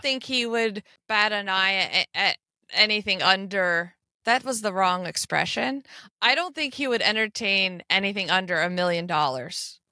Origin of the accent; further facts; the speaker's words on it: United States; that's how you can pick out an American, 'cause we just lean on anything near us.